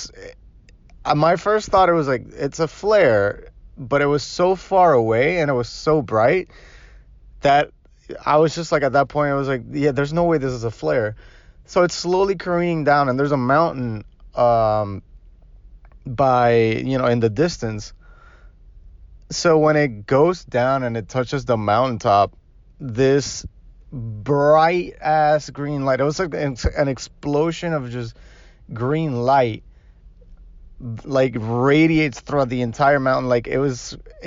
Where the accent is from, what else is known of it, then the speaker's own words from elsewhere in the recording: Puerto Rico; now in Miami, United States; I was born and raised in Puerto Rico